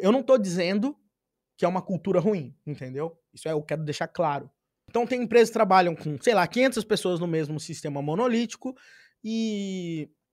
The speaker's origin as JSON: {"language": "Portuguese", "town": "Pirapora do Bom Jesus", "region": "São Paulo", "country": "Brazil", "tie": "born or raised there", "said": "nasci numa cidade de 15 mil habitantes"}